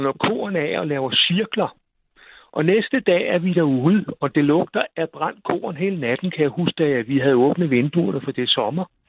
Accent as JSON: {"language": "Danish", "town": "Vor Frue", "region": "Zealand", "country": "Denmark", "tie": "born or raised there", "also_born_or_lived": "Kamstrup", "said": "derude, hvor jeg voksede op, der hed Vor"}